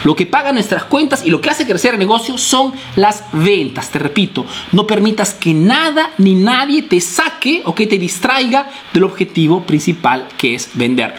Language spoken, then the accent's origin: Spanish; Peru; now in Italy; soy un emprendedor peruano que radica, vive aquí en Italia